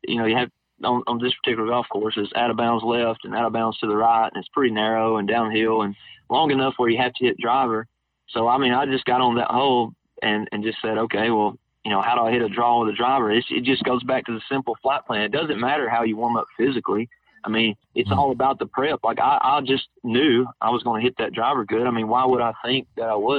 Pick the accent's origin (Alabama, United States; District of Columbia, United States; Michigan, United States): Alabama, United States; I'm from Alabama